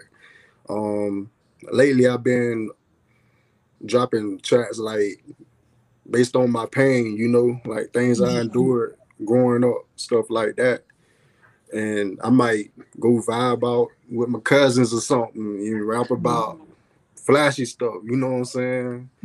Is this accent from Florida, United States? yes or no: yes; Gretna, Florida, United States; I'm from Florida, Gretna, Florida